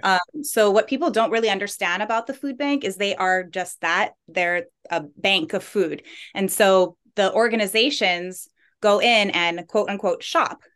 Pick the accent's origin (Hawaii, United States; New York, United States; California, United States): Hawaii, United States; Big Island; moved away as an adult; now in Maui, United States; I moved from the Big Island where I'm from